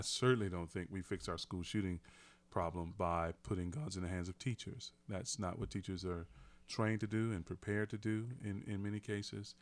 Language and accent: English; United States; I'm an American